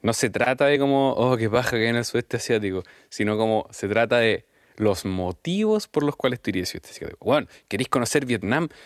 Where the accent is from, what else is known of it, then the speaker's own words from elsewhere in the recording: Chile; moved away as an adult; also born or lived in London; yo me fui de Chile em, a estar un rato afuera, qué sé yo, por, por proyectos familiares. Y, mm, y volví